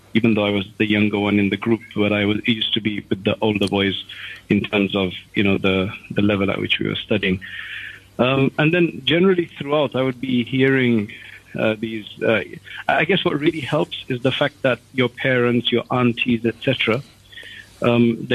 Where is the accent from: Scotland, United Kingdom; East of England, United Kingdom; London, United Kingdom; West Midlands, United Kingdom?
London, United Kingdom; I was born in London, and I was, I guess, brought up, went to the normal schools